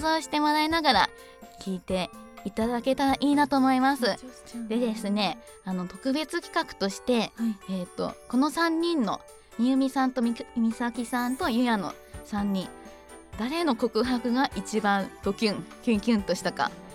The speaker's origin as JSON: {"language": "Japanese", "region": "Hokkaido", "country": "Japan", "said": "北海道産のロックンガール"}